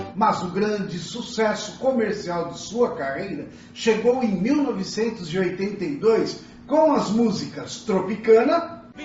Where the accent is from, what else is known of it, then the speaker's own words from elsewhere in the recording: Piauí, Brazil; now in São Paulo, Brazil; sou do estado do Piauí, da cidade de Nandre Salles, onde vive parte da minha família. estou aqui em São Paulo há 17 anos